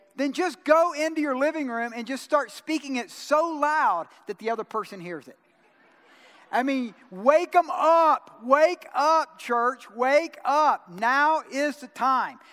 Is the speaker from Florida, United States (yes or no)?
no; Georgia, United States; I'm from Georgia